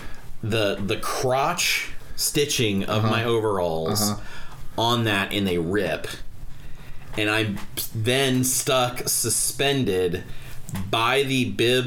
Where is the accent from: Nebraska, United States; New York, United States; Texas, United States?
Nebraska, United States; Bellevue; I grew up in Bellevue, Nebraska here